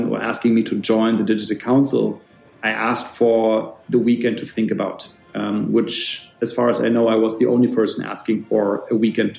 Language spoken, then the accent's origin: English; Germany; I was born then in Germany